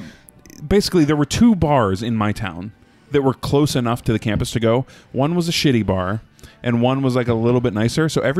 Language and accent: English; Pennsylvania, United States; So I'm from Pennsylvania, and Pennsylvanians hate Jersey.